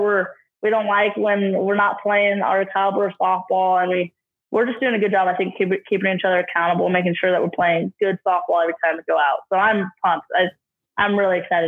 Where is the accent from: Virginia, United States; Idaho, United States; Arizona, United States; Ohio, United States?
Idaho, United States; now in Ogden, United States; I grew up in Idaho a lot too.